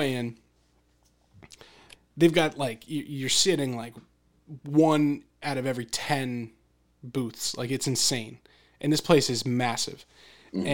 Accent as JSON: {"language": "English", "area": "near Philadelphia", "region": "Pennsylvania", "country": "United States", "tie": "born or raised there", "said": "growing up near Philadelphia, I feel like a suburban city person"}